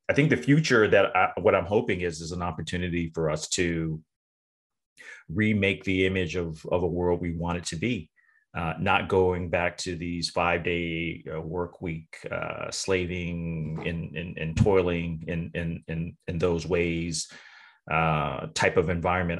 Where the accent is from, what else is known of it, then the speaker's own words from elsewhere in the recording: Tennessee, United States; moved away as an adult; also born or lived in North Carolina; now in Massachusetts, United States; I'm from the South, born in North Carolina, uh, raised in Tennessee, and moved up to Massachusetts